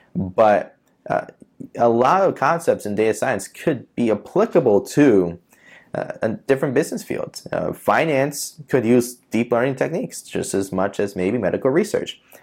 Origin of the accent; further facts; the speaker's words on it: New York City, New York, United States; moved away as an adult; also born or lived in Long Island, New York / Florida; I'm born and raised in Queens